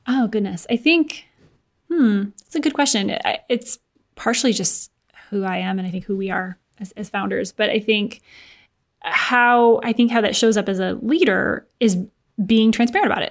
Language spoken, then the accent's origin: English; Michigan, United States; also born or lived in Chicago, United States; now in Indianapolis, United States; I'm from Michigan, lived in Chicago for a few years before moving to Indianapolis